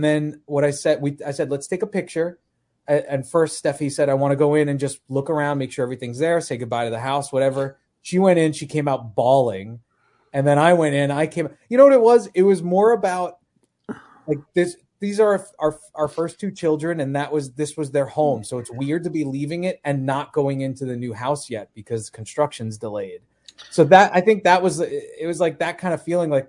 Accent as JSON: {"language": "English", "area": "Long Island", "region": "New York", "country": "United States", "tie": "born or raised there", "moved": "yes"}